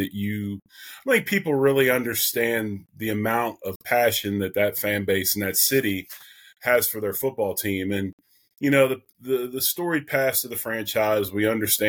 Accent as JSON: {"language": "English", "town": "Philadelphia", "region": "Pennsylvania", "country": "United States", "tie": "born or raised there", "said": "growing up in Philadelphia"}